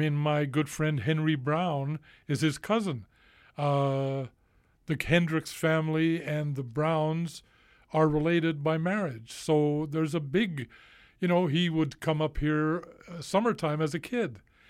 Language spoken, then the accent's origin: English; Vancouver, British Columbia, Canada; I grew up in the East End